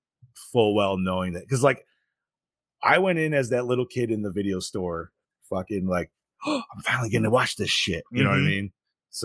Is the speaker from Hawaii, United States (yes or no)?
no; Utah, United States; I'm from Utah.